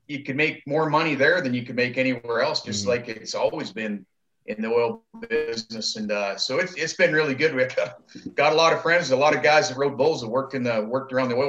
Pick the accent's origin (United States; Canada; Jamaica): Canada; Medicine Hat, Alberta; my buddy Kevin Rockhorn and I, you know, like, you know, we grew up down there in Medicine Hat, and that's what that whole city was predicated on, was oil and gas business.